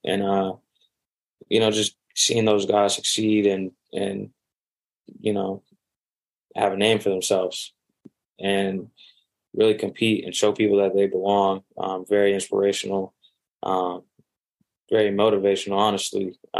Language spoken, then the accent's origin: English; Manhattan, Kansas, United States; I came from Manhattan, Kansas, like, you're not hearing a lot of people. You're not hearing a lot of people from there.